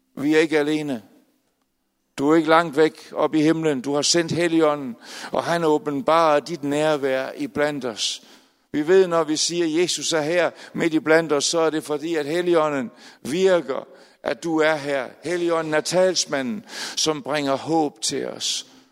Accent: Aalborg, North Denmark Region, Denmark; moved away; jeg er født i Aalborg, desværre flyttet til andre steder i landet

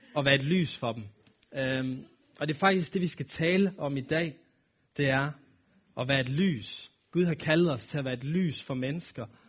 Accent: Aalborg, North Denmark Region, Denmark; accent: nordisk; jeg er født og opvokset her i Aalborg, og har boet her hele mit liv

